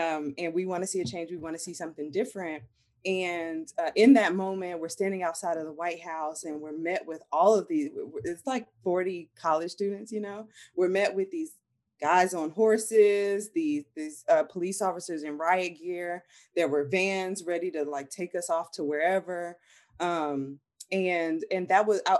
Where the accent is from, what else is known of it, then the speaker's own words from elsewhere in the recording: North Carolina, United States; moved away as an adult; now in New Orleans, United States; I'm from North Carolina originally, but I do have family ties in New Orleans as well.